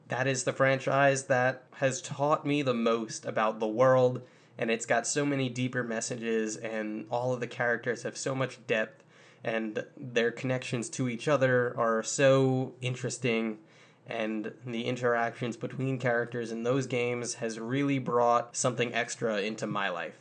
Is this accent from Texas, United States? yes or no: no; Long Island, New York, United States; now in North Carolina, United States; I grew up on Long Island